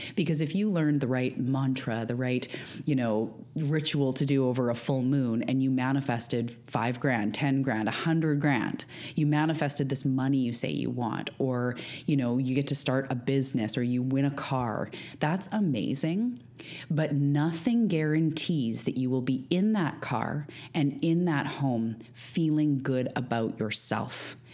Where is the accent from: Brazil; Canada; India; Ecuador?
Canada; also born or lived in Vancouver Island, British Columbia; I'm a Canadian living on Vancouver Island